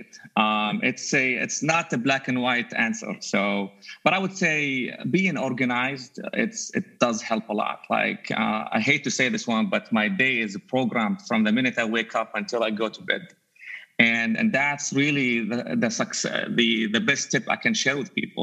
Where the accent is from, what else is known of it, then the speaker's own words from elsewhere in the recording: Jordan; English is a second language; moved away as an adult; also born or lived in Dubai, United Arab Emirates; now in United States; I was actually born in Dubai, but I grew up in Jordan